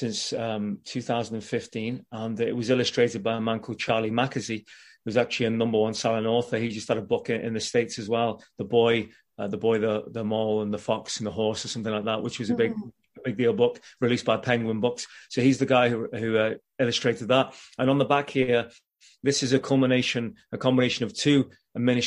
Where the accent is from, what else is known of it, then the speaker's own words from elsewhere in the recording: Liverpool, North West England, United Kingdom; moved away; I'm from Liverpool originally in England, and I was at school, and we put this boy band together at school